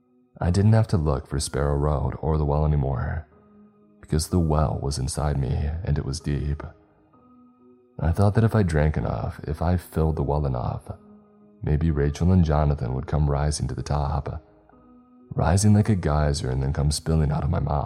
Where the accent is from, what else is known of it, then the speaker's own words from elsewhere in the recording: Wisconsin, United States; And when they realized that I was telling the truth and that I was from Wisconsin, they did raise their eyebrows.